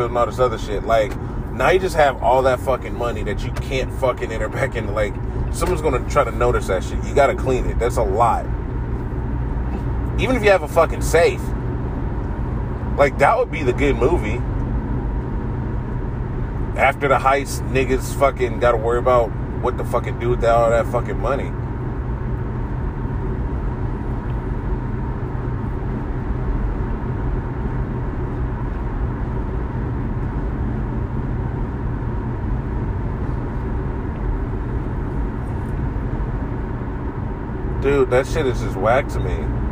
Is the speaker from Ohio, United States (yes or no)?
yes; Columbus, Ohio, United States; accent: middle of the road Midwest; I grew up in Columbus, so we don't really have a southern, like, you would think I'd have a more southern accent, but it's very much middle of the road Midwest